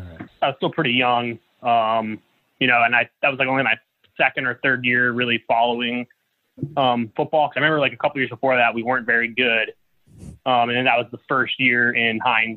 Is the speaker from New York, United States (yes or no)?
no; Jacksonville, Florida, United States; also born or lived in Pittsburgh, Pennsylvania; My family's from Pittsburgh, so I was born there, and then we moved to Jacksonville, Florida, when I was like 2 years old or something like that.